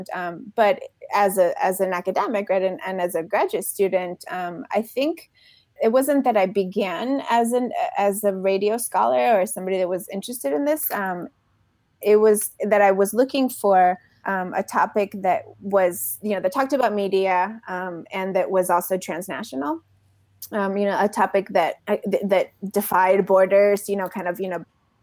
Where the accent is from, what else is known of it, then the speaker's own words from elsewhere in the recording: Mexico City, Mexico; also born or lived in Texas; now in Delaware, United States; I was growing up in Mexico City, I went to elementary school there